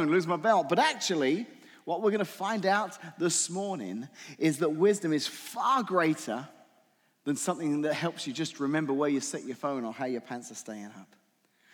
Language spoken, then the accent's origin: English; England, United Kingdom; moved away; I'm from England originally